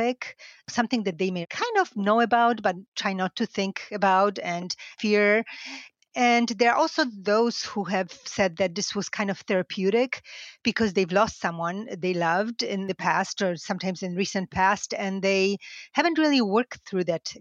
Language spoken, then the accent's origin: English; Lesser Poland, Poland; moved away; I grew up half an hour from Auschwitz, and we went to Auschwitz on field trips with school as early as primary school